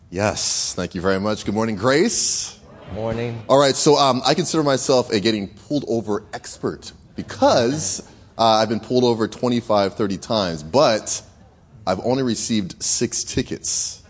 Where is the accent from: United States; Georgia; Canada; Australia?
Canada; moved away; I was raised in Canada